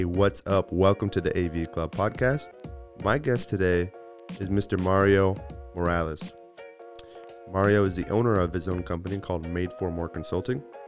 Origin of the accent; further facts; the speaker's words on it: Midland, Texas, United States; I was born in Midland